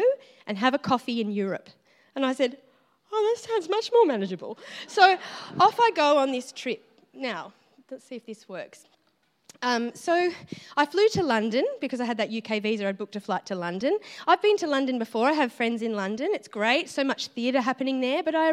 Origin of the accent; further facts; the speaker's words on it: Dubbo, New South Wales, Australia; moved away as an adult; now in Melbourne, Australia; I'm from Dubbo in New South Wales originally